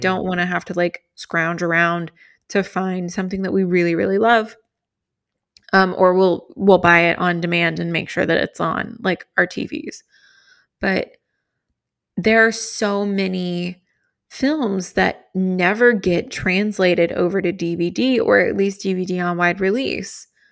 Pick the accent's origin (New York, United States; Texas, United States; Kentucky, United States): Kentucky, United States; I grew up in Kentucky, and that's, like, a southern thing.